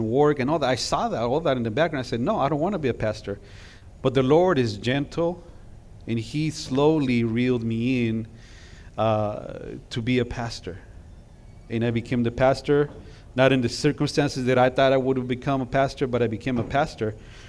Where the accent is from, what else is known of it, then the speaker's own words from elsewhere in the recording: California, United States; We're from California. So when we got to Texas, you know, those bumper stickers that say, I got here as soon as I could. Yeah, that was us.